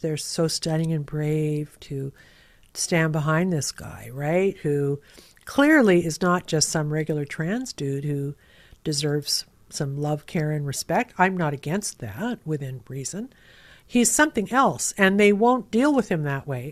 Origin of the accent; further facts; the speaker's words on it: Canada; being Canadian